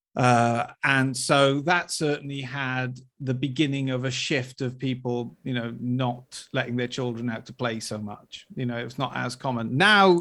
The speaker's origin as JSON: {"language": "English", "region": "Wales", "country": "United Kingdom", "tie": "born or raised there", "said": "I was brought up in Wales"}